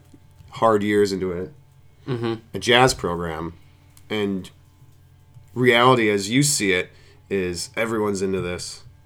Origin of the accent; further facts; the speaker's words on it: Silver Creek, New York, United States; now in Philadelphia, United States; I'm originally from a village of Silver Creek in New York State, which is about 40 miles south of Buffalo.